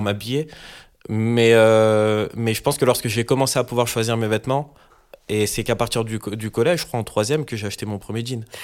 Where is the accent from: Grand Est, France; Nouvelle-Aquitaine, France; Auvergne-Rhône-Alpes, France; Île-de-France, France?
Île-de-France, France; Paris; je suis parisien